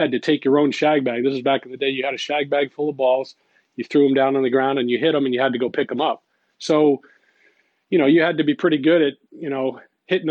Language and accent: English; Guilderland, New York, United States; I grew up in Gilderland, New York. It's just right outside of Albany, New York